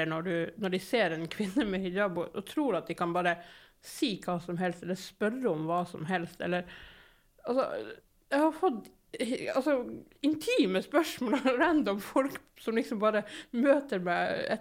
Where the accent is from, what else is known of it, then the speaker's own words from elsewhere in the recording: Narvik, Nordland, Norway; moved away as an adult; now in Bergen, Norway; i Nord-Norge med læstadianere på alle kanter